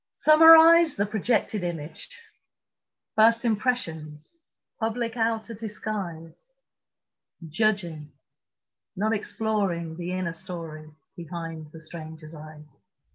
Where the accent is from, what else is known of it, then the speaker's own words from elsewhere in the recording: Tripoli, Tripoli District, Libya; born there; You may not know I was born in Tripoli in Libya.